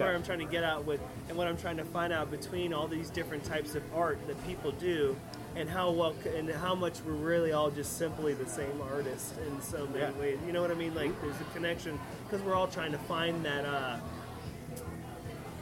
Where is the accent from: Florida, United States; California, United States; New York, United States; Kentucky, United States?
Florida, United States; Sarasota; also born or lived in New England / Appalachians; now in Gainesville, United States; I grew up in Sarasota.